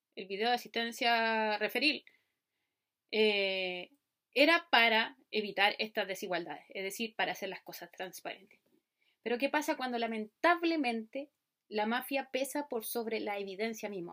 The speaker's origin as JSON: {"language": "Spanish", "country": "Chile", "tie": "born or raised there", "said": "como nací en Chile, el fútbol y el tenis son los más característicos. Cuando era chica vi a Marcelo Ríos ser el número uno del mundo"}